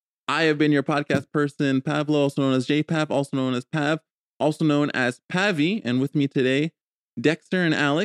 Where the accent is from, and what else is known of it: Canada